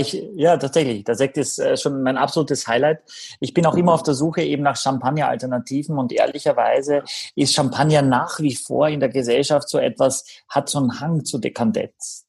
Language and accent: German; Austria; ich bin ein bisschen im Blaufränkisch groß geworden in Österreich